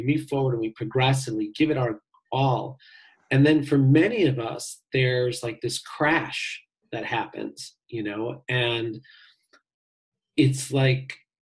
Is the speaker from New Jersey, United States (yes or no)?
no; Chicago, Illinois, United States; I grew up on Lake Michigan here in Chicago